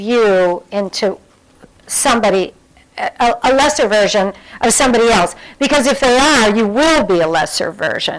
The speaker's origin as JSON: {"language": "English", "region": "Midwest", "country": "United States", "said": "I'm from the Midwest"}